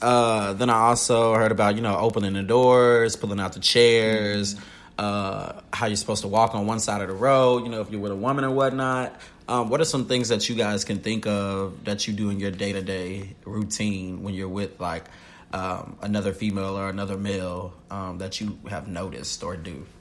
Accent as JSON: {"language": "English", "region": "the South", "country": "United States", "said": "I am from the South."}